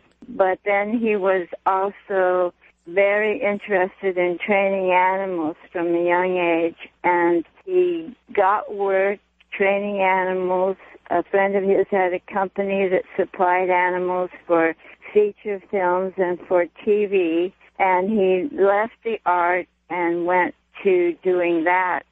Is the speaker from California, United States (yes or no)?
yes; Los Angeles, California, United States; born or raised there